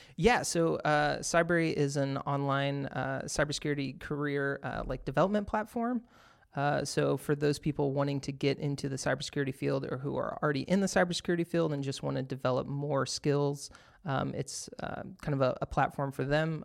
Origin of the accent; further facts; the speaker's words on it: Texas, United States; moved away; I'm originally from Texas